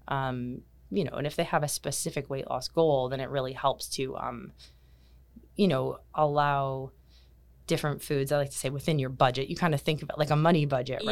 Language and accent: English; Kitchener, Ontario, Canada; moved away as an adult; now in Bermuda; I was born and raised in Canada, in, um, Kitchener, Ontario